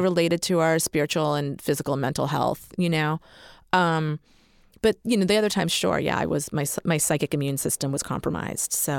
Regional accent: Massachusetts, United States; I'm from Massachusetts.

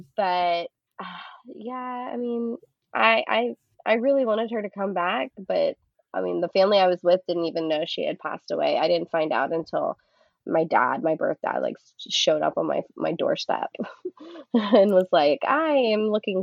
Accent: Houston, Texas, United States; I was born and raised in Houston

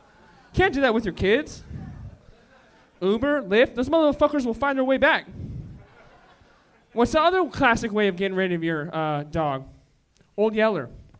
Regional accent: Oxnard, California, United States; I'm from Oxnard.

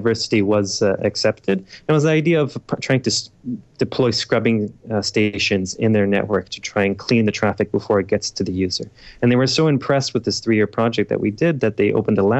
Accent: Toronto, Ontario, Canada; moved away as an adult; now in Israel; I came from Toronto, Canada. I was born there, and I moved to Israel when I was about 18 years old

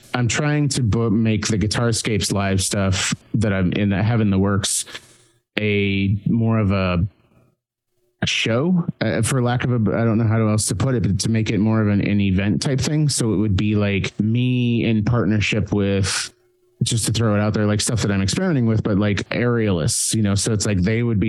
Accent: Kansas City, Missouri, United States; now in Atlanta, United States; I did a couple of shows last year. I live in Atlanta and I'm from Kansas City. So I basically went back to Kansas City and just basically pulled my old bandmates out of their day jobs

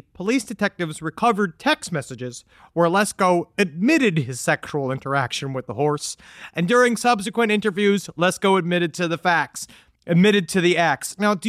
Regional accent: Queens, New York, United States; we had a problem in our basement toilet growing up in Queens where rats used to come up in it.

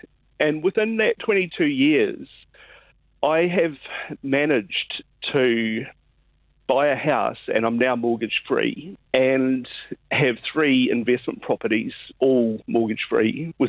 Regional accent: South Island, New Zealand; moved away as an adult; now in Japan; I'm from the South Island. I went to Canterbury University and I graduated in 1990, and so I'm a bit of an old guy

